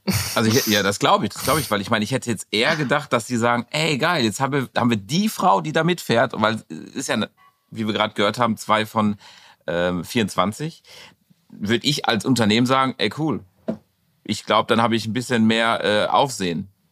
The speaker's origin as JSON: {"language": "German", "town": "Dortmund", "region": "North Rhine-Westphalia", "country": "Germany", "said": "in unserem Westfalenstein"}